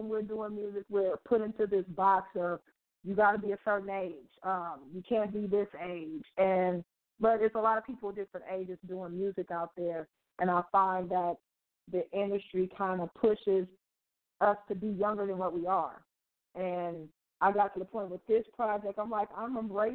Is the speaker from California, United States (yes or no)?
yes; Oakland, California, United States; I am from Oakland, California, the Bay Area